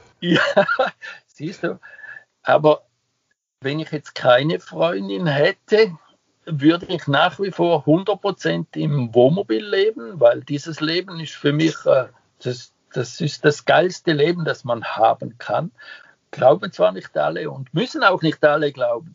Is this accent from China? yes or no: no; Switzerland; moved away; ich nenne mich ja Ausländer, ich bin ja ein Schweizer